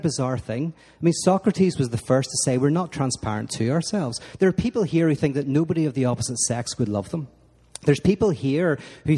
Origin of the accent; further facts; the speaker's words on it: Northern Ireland, United Kingdom; moved away as an adult; now in Los Angeles, United States; I grew up in Northern Ireland where it was a conflict between Protestants and Catholics